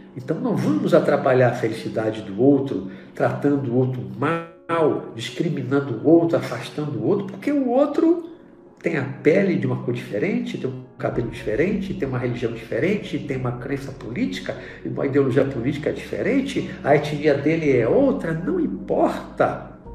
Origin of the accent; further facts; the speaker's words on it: Brazil; also born or lived in Bahia; Hoje eu vivo no Brasil, sou brasileiro